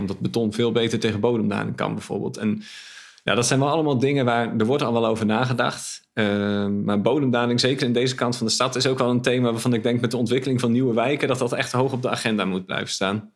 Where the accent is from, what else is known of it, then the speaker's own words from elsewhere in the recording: Groningen, Netherlands; now in Zwolle, Netherlands; ik ben een Groninger